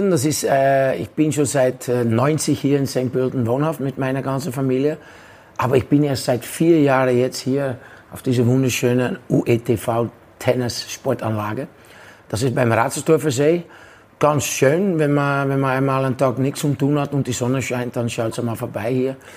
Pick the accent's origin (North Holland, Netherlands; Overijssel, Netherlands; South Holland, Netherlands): South Holland, Netherlands; Rotterdam; Und da bin ich zu Excelsior Rotterdam, in meiner Heimatstadt Rotterdam.